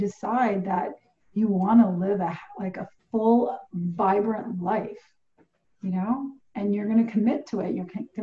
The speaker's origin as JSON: {"language": "English", "country": "Portugal", "tie": "born or raised there", "moved": "yes", "said": "I grew up in Portugal"}